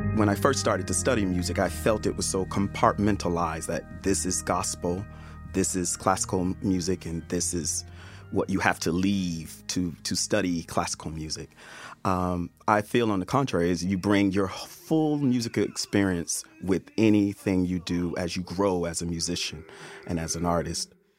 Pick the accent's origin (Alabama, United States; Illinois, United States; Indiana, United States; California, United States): Alabama, United States; how I grew up in Alabama as a Southern black man